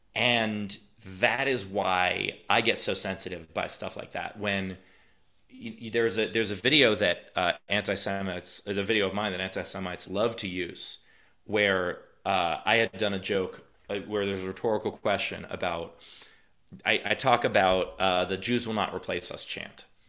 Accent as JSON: {"language": "English", "town": "New York City", "region": "New York", "country": "United States", "tie": "born or raised there", "said": "I'm from New York. I'm not from some, you know, small town where I was the only Jew. I, my high school was forty percent Jewish"}